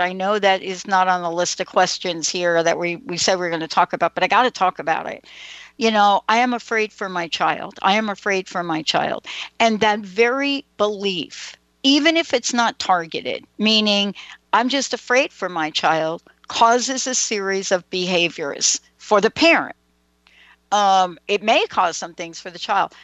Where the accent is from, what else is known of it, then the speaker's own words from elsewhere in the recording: New York, United States; I grew up in New York.